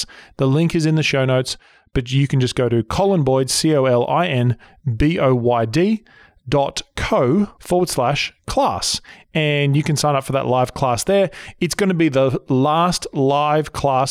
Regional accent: Sydney, New South Wales, Australia; now in Southern California, United States; Australia, where I was originally from, Sydney

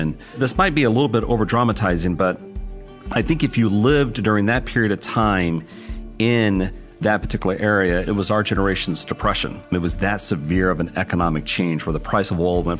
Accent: Odessa, Texas, United States; moved away as an adult; Growing up in Odessa

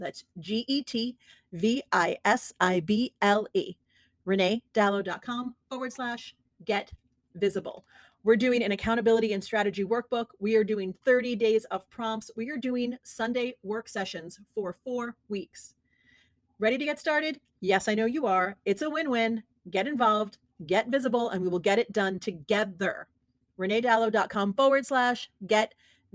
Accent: New York City, New York, United States; moved away; I miss my hometown

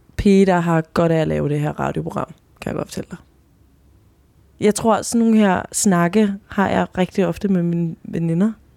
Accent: Chile; now in Denmark

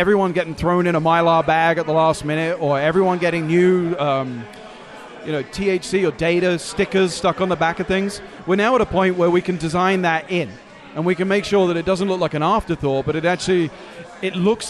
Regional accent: London, United Kingdom; also born or lived in Chicago; now in United States; Originally London.

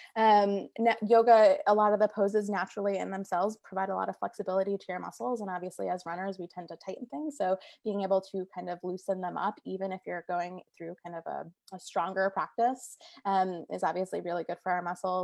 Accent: Naugatuck, Connecticut, United States; also born or lived in Stamford, Connecticut; I'm from Connecticut as well. I'm, I'm from the Naugatuck area

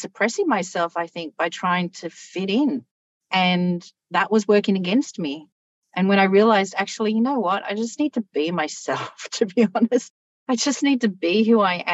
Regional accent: Australia; accent: very Australian; my accent is very Australian.

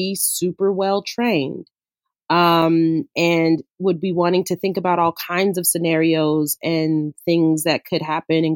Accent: Los Angeles, California, United States; I grew up in South LA, so I grew up in the inner city

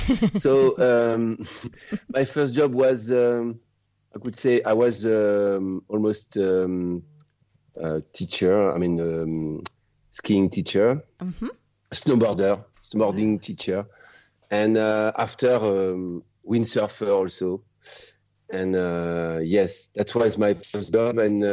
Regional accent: Grenoble, Auvergne-Rhône-Alpes, France; English is a second language; moved away as an adult; also born or lived in Chamonix / Réunion / Mauritius / Madagascar; now in Sumbawa, Indonesia; I'm French. I was born in Grenoble in the Alps, French Alps. And now I was living in the ocean, in India Ocean, in Mauritius, Reunion Island, Madagascar, and now in Indonesia

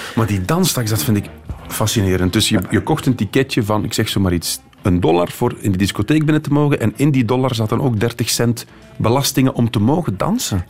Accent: Beveren, Flanders, Belgium; ik ben van Beveren

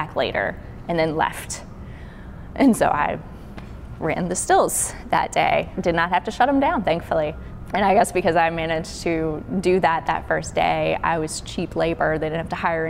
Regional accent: Burlington, Kentucky, United States; now in Memphis, United States; So I am originally from Kentucky. I grew up in a small town called Burlington.

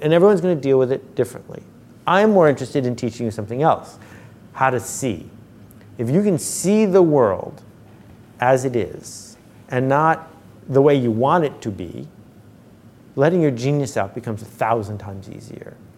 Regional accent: Buffalo, New York, United States; I grew up in Buffalo where there are bowling leagues

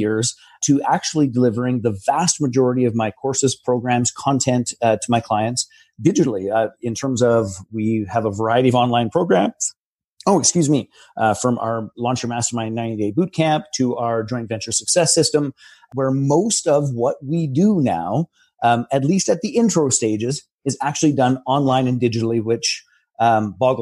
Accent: Canada; I'm a Canadian almost farm kid

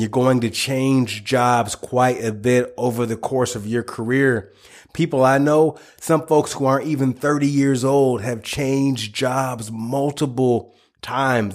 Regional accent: United States; I, I, live in the United States, born and raised in the United States

